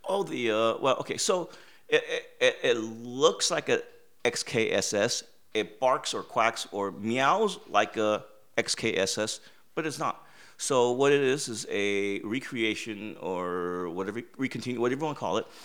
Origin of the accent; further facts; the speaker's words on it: United States; growing up in America